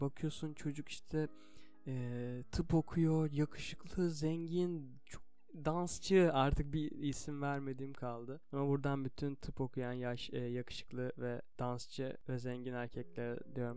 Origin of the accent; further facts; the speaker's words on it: Turkey; burada doğdum, bu dili konuşuyorum